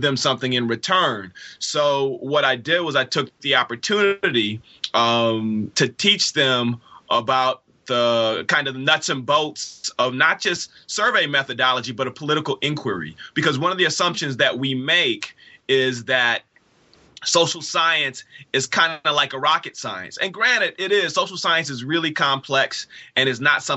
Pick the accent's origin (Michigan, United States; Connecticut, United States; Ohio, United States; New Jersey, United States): Michigan, United States; Inkster; also born or lived in Detroit, Michigan; I am a native Detroiter. I was born in Detroit. I was raised in a poor working class suburb of Detroit called Inkster